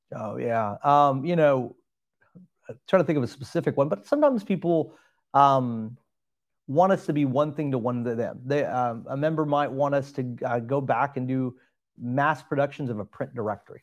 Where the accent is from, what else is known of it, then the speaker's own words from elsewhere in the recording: Alvin, Texas, United States; also born or lived in Pearland, Texas; I grew up in the Alvin area, so did not grow up in Pearland, Texas